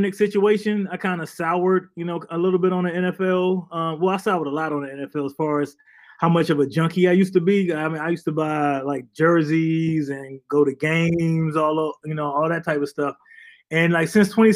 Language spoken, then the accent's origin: English; Landover, Maryland, United States; moved away as an adult; also born or lived in Bristol, Connecticut; I'm from the D.C. area, grew up in Maryland.